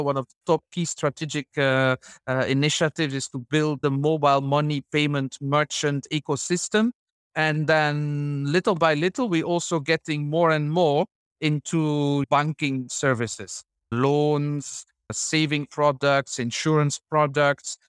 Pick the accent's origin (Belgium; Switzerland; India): Belgium; moved away as an adult; also born or lived in Ivory Coast / Senegal / Gabon / Chad; now in Uganda; originally from Belgium